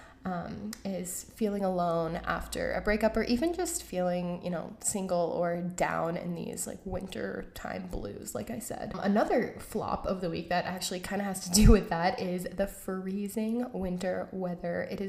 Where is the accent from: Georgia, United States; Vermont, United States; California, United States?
Georgia, United States; moved away; I am from Georgia, I'm from the South